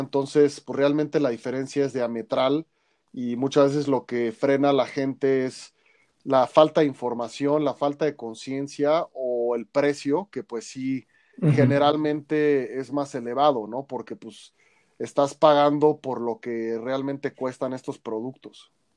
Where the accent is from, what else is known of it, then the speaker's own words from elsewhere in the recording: Mexico City, Mexico; nuestra identidad cultural como chilangos, como mexicanos